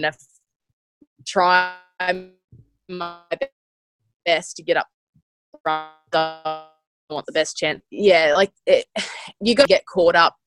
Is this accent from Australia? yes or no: yes; Australia; as an Aussie